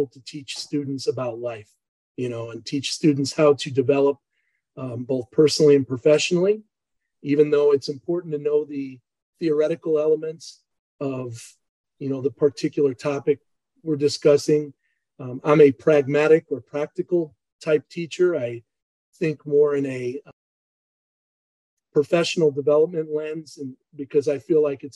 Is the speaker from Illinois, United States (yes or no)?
yes; Chicago, Illinois, United States; moved away; also born or lived in Emporia, Kansas; I grew up in Chicago